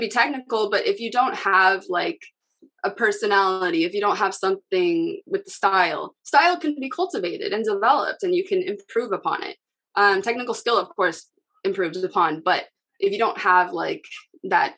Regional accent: Seattle, Washington, United States; I'm from Seattle

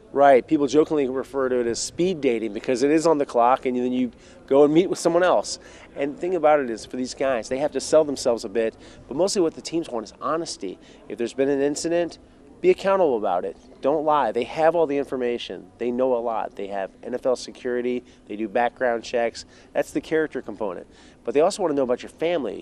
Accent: Houston, Texas, United States; I'm from Houston

